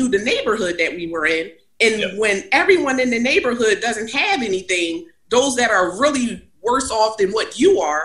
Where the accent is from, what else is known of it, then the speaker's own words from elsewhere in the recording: Philadelphia, Pennsylvania, United States; I grew up in the hood, right? I grew up in North Philly.